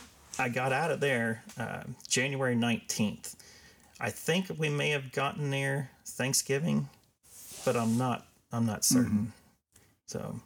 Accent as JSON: {"language": "English", "town": "Batesville", "region": "Indiana", "country": "United States", "tie": "born or raised there", "said": "I'm a local boy. I'm from Batesville. I went to St. Louis grade school, Batesville High School."}